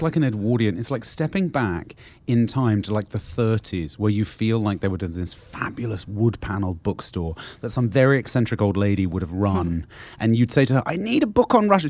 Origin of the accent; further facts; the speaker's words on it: London, United Kingdom; moved away as an adult; now in United States; I grew up very nearby in Fitzrovia